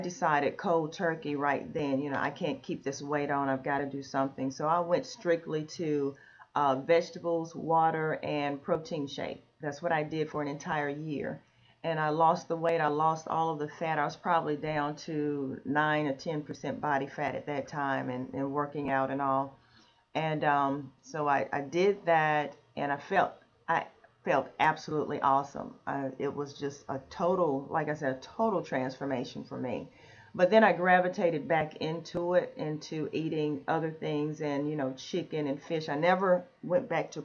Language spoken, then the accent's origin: English; Jamestown, North Carolina, United States; also born or lived in Greensboro, North Carolina; I'm originally from North Carolina, from Jamestown, North Carolina